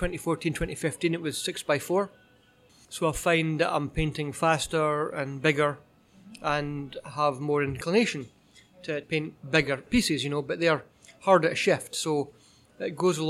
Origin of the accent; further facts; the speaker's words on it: Edinburgh, Scotland, United Kingdom; now in Canada; I grew up in Edinburgh and in Scotland